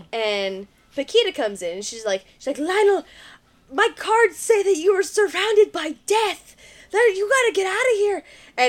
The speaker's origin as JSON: {"language": "English", "area": "near Erwin", "region": "East Tennessee", "country": "United States", "tie": "born or raised there", "said": "this is right next to my hometown."}